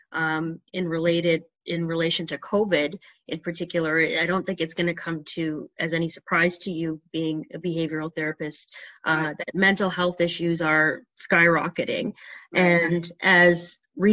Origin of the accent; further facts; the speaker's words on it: Trinidad & Tobago; we're from Trinidad